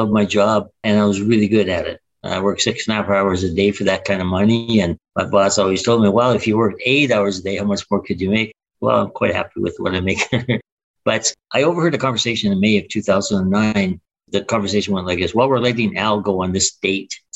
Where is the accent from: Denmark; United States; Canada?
Canada; Winnipeg, Manitoba; also born or lived in Vancouver; I was born in Winnipeg, and I only spent 4 years outside of Winnipeg when I moved to Vancouver in the late 80s, early 90s